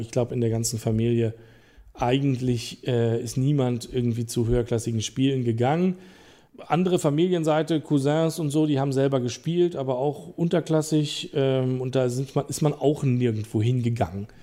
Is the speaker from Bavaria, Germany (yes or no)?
no; Rüdersdorf, Brandenburg, Germany; also born or lived in Berlin; ich äh, bin am Berliner Rand groß geworden